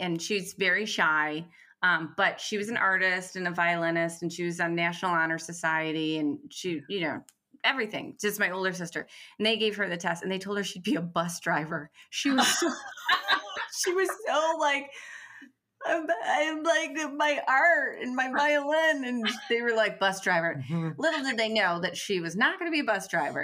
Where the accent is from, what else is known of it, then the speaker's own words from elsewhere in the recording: Detroit, Michigan, United States; I'm from Detroit